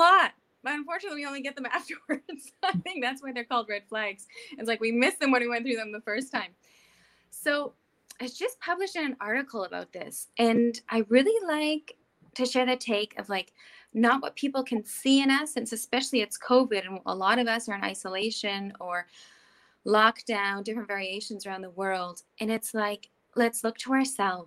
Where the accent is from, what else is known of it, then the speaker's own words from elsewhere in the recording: the Prairies, Canada; now in Switzerland; I grew up in the prairies in Canada